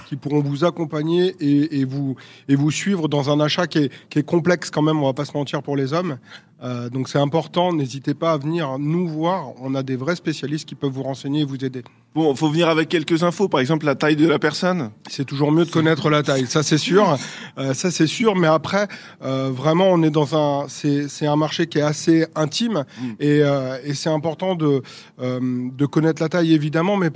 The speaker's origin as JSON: {"language": "French", "town": "Orléans", "region": "Centre-Val de Loire", "country": "France", "tie": "born there", "said": "je suis né à Orléans en 1981, donc j'ai déjà 42 ans"}